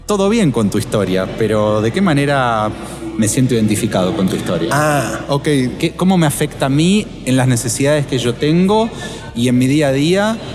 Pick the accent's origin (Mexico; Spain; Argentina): Argentina; perdón que te tuteo, soy, argentino.